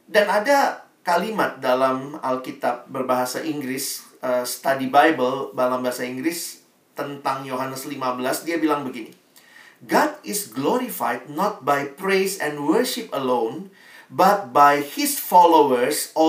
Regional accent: Makassar, South Sulawesi, Indonesia; Kayaknya rasanya saya anak Makassar Dari sekolah Di tempat di mana saya dididik Saya bertumbuh

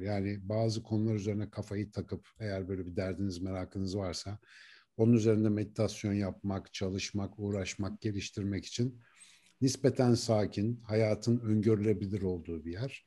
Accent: Ankara, Turkey; Ankara'nın Etlik işte Keçiören Etlik bandındaki semtine taşınmıştı bizimkiler. Onu artık hatırlıyorum ilkokula başladığım dönem. Orada büyüdüm.

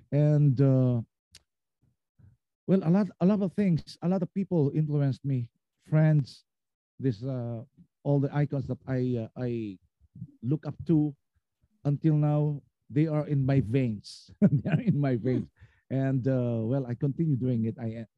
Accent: Philippines; Being a Filipino artist, and of course we can make some collaborations

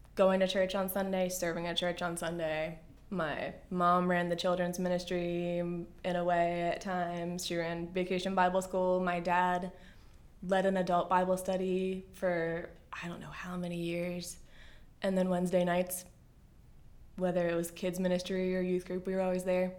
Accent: Bel Air, Maryland, United States; also born or lived in South Jersey; I was born in South Jersey, and my family moved to Bel Air, Maryland, just in time for me to start kindergarten

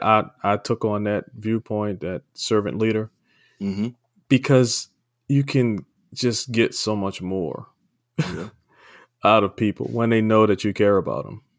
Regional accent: Maryland, United States; moved away as an adult; now in California, United States; I'm from Maryland and uh, moved out to California a few years, about 10, 11 years back

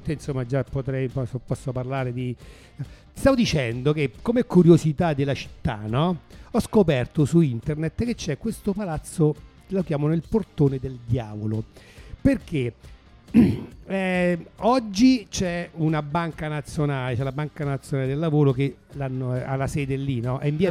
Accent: Rome, Lazio, Italy; now in Turin, Italy; io sono di Roma? Sono, sono un, un romano che si è trasferito a Torino

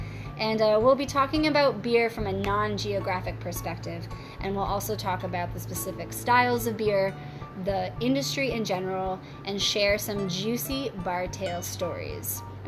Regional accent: United States; moved away as an adult; now in Canada; being from America, I'm American

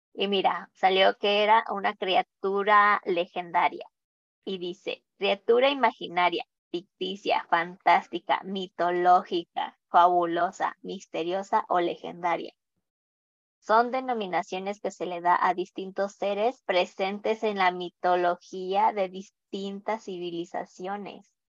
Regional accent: Mexico

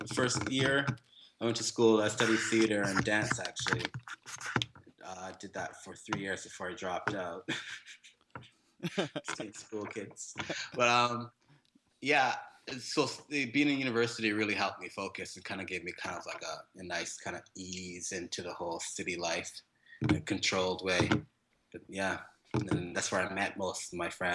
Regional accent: Whitehorse, Yukon, Canada; moved away; also born or lived in Jamaica / Toronto / Montreal; I am born in Jamaica, but I grew up in northern Canada beside Alaska, this place called Yukon Territory

